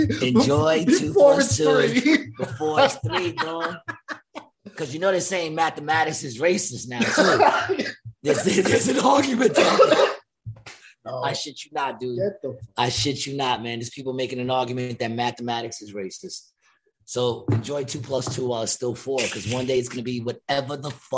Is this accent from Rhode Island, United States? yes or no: no; New York City, New York, United States; when we were growing up in Ravenswood?